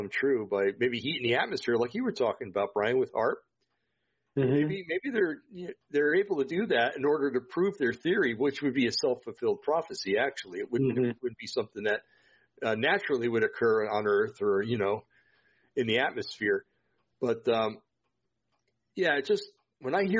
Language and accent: English; Vacaville, California, United States; moved away; Did all my growing up in the Vacaville area